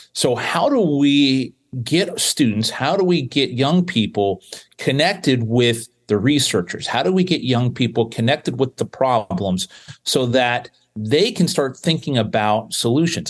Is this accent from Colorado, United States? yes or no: no; South Florida, United States; I grew up in South Florida